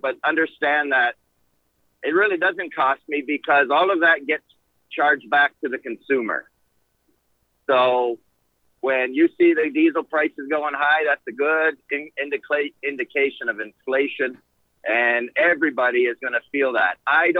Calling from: Indiana, United States; I'm a truck driver. I'm coming in from Indiana.

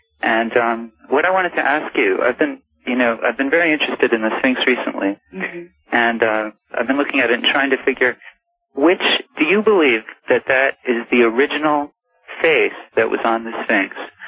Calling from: Philadelphia, Pennsylvania, United States; I'm calling from Philadelphia.

